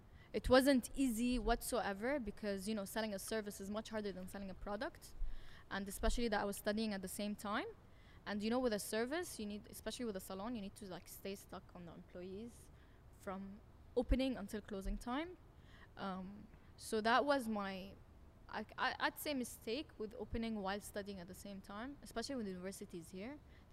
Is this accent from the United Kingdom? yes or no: no; Abu Dhabi, United Arab Emirates; also born or lived in Jordan; I was born in Jordan. Yeah. And I was raised all my life in Abu Dhabi. I graduated from Canadian International School.